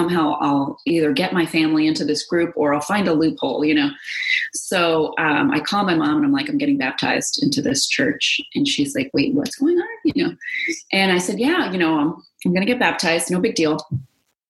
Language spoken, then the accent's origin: English; New York City, New York, United States; moved away as an adult; also born or lived in Los Angeles; I'm a New Yorker